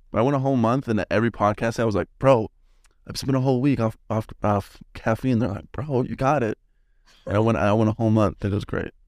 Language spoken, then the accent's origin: English; Salt Lake City, Utah, United States; moved away as an adult; I'm from Salt Lake